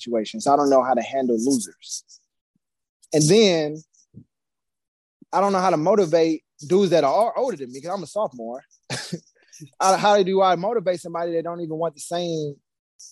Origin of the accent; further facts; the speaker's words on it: St. Louis, Missouri, United States; I'm from St. Louis